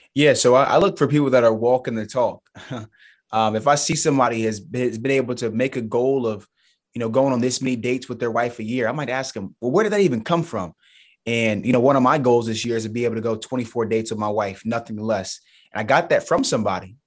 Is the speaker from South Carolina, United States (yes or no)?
yes; Charleston, South Carolina, United States; Charleston Southern University. So, it's a mid-major Division One school in my hometown